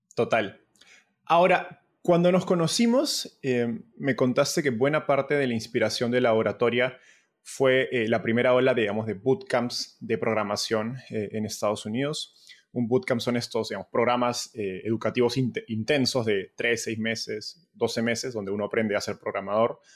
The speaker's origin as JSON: {"language": "Spanish", "country": "Peru", "said": "como peruano"}